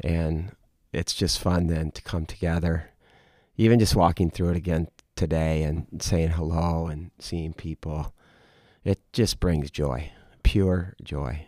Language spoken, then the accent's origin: English; United States; as an American